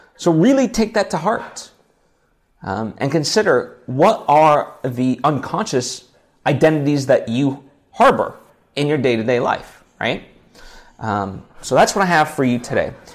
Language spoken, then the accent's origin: English; United States; we're American